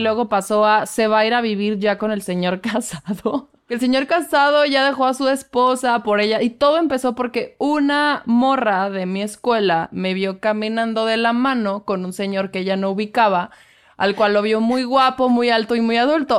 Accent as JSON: {"language": "Spanish", "region": "Querétaro", "country": "Mexico", "said": "Querétaro, de donde soy yo"}